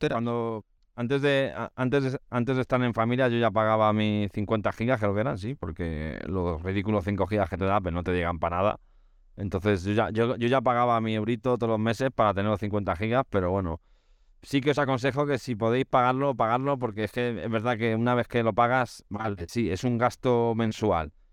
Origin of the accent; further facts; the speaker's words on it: Spain; para un europeo como nosotros, español en este caso